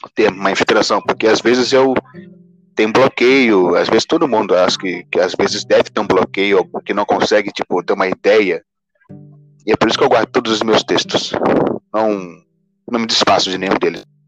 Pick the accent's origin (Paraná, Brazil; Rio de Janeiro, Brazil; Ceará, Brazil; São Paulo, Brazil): Rio de Janeiro, Brazil; sou do Rio de Janeiro, eu tenho 21 anos